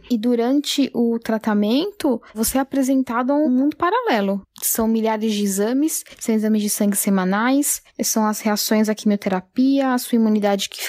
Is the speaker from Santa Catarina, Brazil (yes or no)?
no; São Paulo, Brazil; eu tenho 30 anos, eu sou de São Paulo